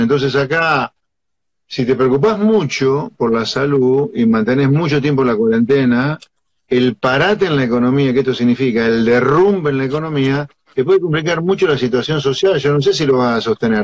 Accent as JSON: {"language": "Spanish", "town": "Pergamino", "region": "Buenos Aires Province", "country": "Argentina", "tie": "born or raised there", "said": "yo nací en Pergamino y vivo en provincia"}